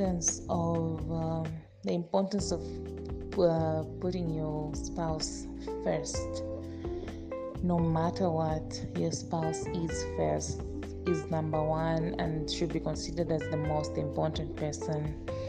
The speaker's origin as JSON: {"language": "English", "country": "Zambia", "said": "from Zambia"}